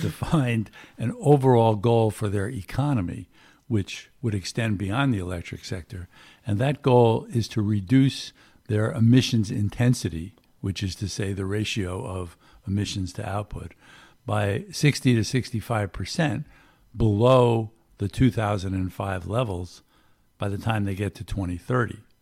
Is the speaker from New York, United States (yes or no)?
yes; Long Island, New York, United States; moved away; also born or lived in Washington; I grew up on Long Island